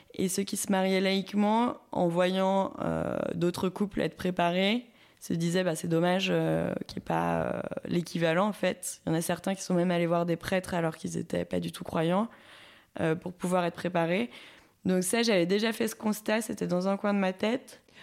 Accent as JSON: {"language": "French", "town": "Saint-Étienne", "region": "Auvergne-Rhône-Alpes", "country": "France", "also_born_or_lived": "Lyon", "moved": "as an adult", "lives_now": "Bourges, France", "said": "je viens de Saint-Etienne"}